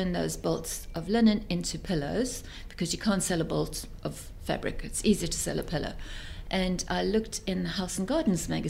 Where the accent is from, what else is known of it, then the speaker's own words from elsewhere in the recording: South Africa; moved away as an adult; also born or lived in Belgium / England; I come from South Africa.